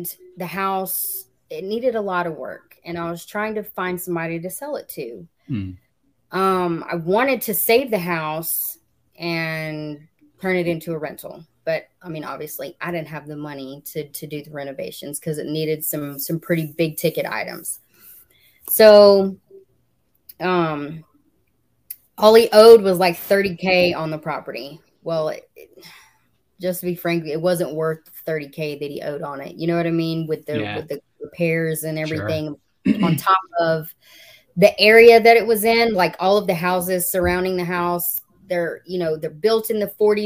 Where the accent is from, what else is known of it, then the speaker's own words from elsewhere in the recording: Lithia Springs, Georgia, United States; also born or lived in Atlanta; I was born in Atlanta. I grew up right here in Lithia Springs, graduated high school